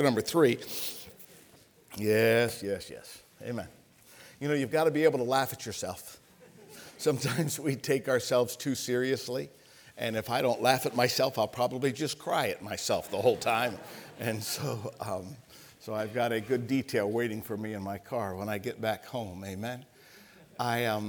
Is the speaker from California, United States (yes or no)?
no; Ohio, United States; moved away as an adult; I'm from Ohio. I lived my teenage years in Ohio